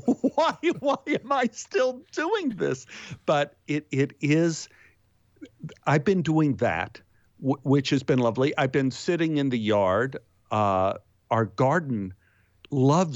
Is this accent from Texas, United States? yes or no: yes; Texas, United States; I'm from Texas